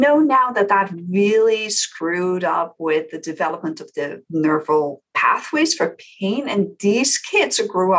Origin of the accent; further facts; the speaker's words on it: Netherlands; moved away as an adult; now in United States; I came to the US because I'm originally from the Netherlands